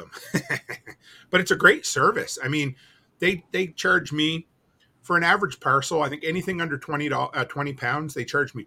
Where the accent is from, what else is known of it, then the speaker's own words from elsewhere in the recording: Canada; I'm Canadian